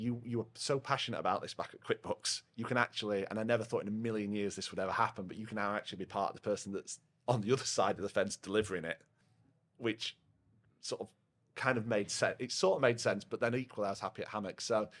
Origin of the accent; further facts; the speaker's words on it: Yorkshire and the Humber, United Kingdom; I'm quite loud. I'm a Yorkshireman. Yeah. I say what I see.